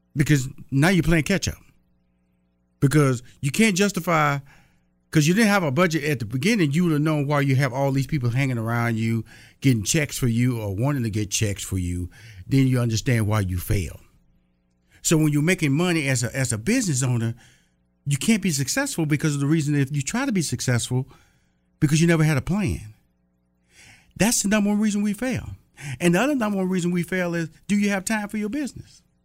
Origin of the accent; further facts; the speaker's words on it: Texas, United States; I'm from Texas